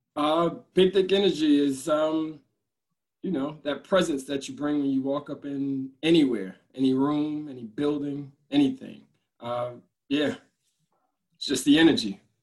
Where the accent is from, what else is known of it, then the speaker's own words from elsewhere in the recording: Newark, New Jersey, United States; now in Elizabeth, United States; born and raised in Newark